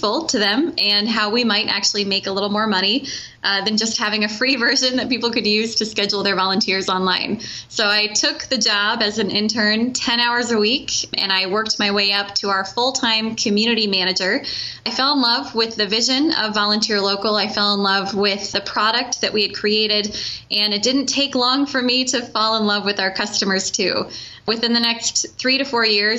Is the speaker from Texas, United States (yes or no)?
no; Cedar Falls, Iowa, United States; I am an Iowa native. I grew up in Cedar Falls